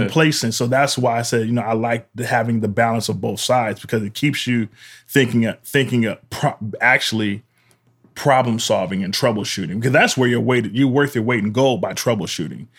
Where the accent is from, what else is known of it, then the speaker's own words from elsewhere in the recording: Pasadena, California, United States; I grew up in Pasadena, Pasadena